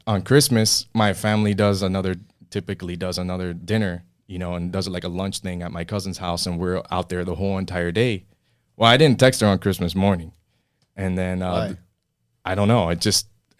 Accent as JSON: {"language": "English", "town": "Miami", "region": "Florida", "country": "United States", "tie": "born or raised there", "moved": "yes", "said": "Born and raised in Miami. My family moved down here. I mean, both my parents are Cuban."}